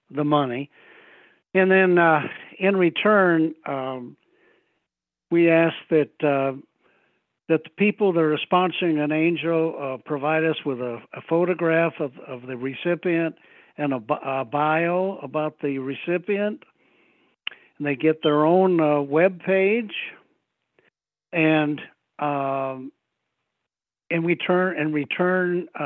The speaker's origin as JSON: {"language": "English", "town": "Kalamazoo", "region": "Michigan", "country": "United States", "tie": "born or raised there", "said": "I'm originally from Michigan."}